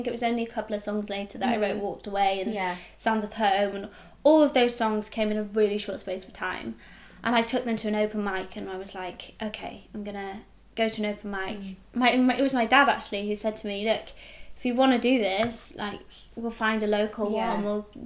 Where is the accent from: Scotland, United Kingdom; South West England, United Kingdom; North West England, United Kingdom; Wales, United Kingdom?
Wales, United Kingdom; I come from Wales